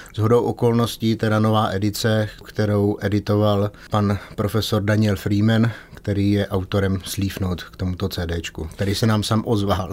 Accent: Czechia; my jako Češi

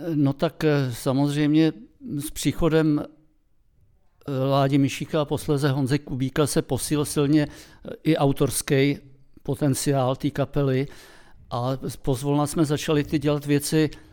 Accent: Czechia; jsme Češi

